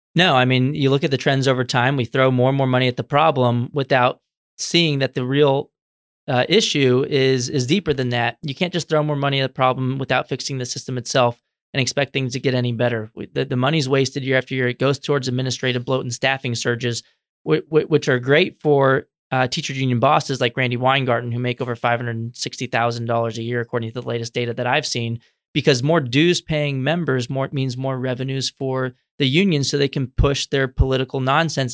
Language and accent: English; San Antonio, Texas, United States; moved away as an adult; now in Washington, D.C., United States; I grew up in Texas, in San Antonio, where I went to government schools the entire time